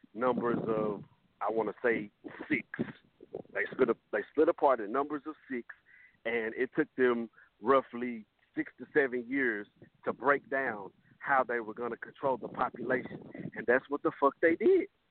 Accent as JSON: {"language": "English", "town": "Fort Worth", "region": "Texas", "country": "United States", "said": "I'm from the South. I'm from Fort Worth"}